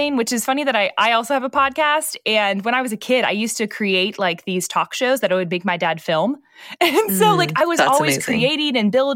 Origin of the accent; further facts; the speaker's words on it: Northeast, United States; I grew up in the Northeast, which is very different than the South.